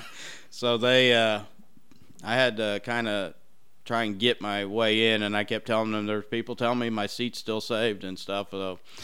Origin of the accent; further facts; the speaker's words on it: Brownsburg, Indiana, United States; I grew up in the Brownsburg area